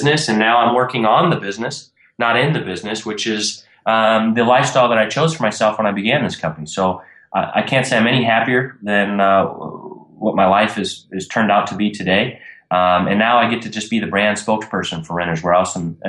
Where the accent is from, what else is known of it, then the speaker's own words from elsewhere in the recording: Minnesota, United States; I grew up in Minnesota. I'm 28 now, and I'm newly retired 2 months ago.